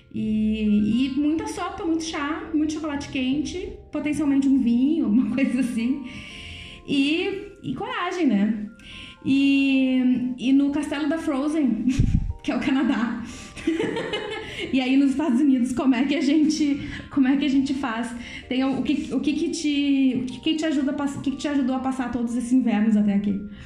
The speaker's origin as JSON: {"language": "Portuguese", "country": "Brazil", "moved": "as an adult", "lives_now": "Netherlands", "said": "eu sou brasileira"}